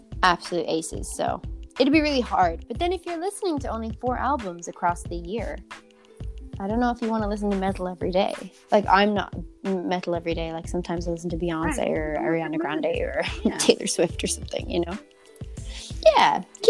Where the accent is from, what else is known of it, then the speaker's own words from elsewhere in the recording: South Africa; also born or lived in Ireland; So I'm from South Africa, but I'm also from Southern Ireland, so that could work.